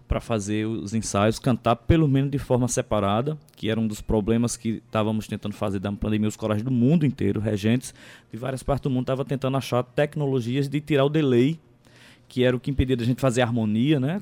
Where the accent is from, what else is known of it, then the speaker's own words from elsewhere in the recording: Conceição, Paraíba, Brazil; Eu sou natural de Conceição de Piancó